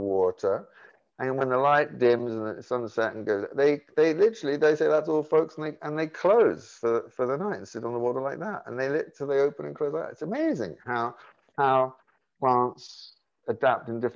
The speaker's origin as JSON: {"language": "English", "region": "London", "country": "United Kingdom", "tie": "born or raised there", "said": "I grew up in London"}